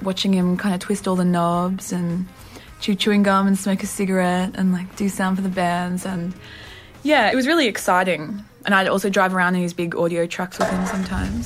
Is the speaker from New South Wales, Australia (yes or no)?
yes; Newcastle, New South Wales, Australia; moved away as an adult; now in Sydney, Australia; I was born in Newcastle. I moved to Sydney about 4 years ago